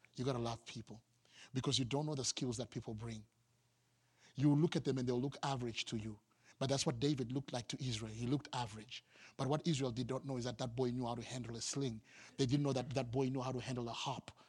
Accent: Harare, Zimbabwe; moved away as an adult; I'm from the capital city. I'm from Harare, and my job moved me here recently

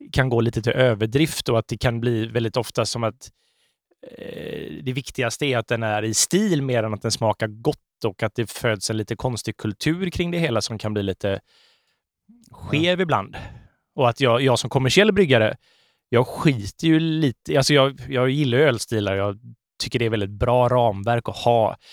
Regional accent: Sweden; som svenskar

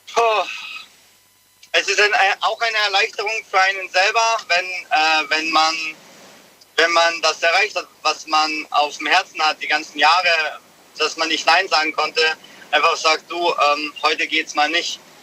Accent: Munich, Bavaria, Germany; ich komme aus München

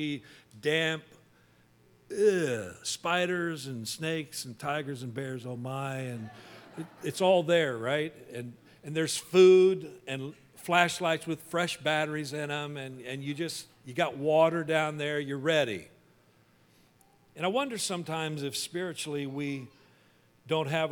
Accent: Wichita, Kansas, United States; But I grew up in Kansas, in Wichita, and we were right in the tornado alley

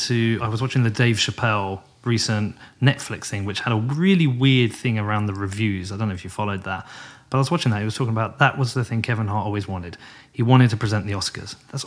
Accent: United Kingdom; But coming over as a British person to the US, this is like my 60th, 70th time.

